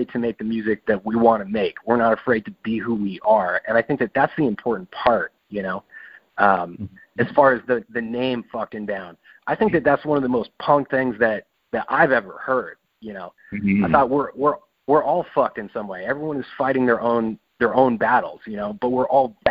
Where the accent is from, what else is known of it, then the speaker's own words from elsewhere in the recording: New Mexico, United States; now in Seattle, United States; I'm from New Mexico originally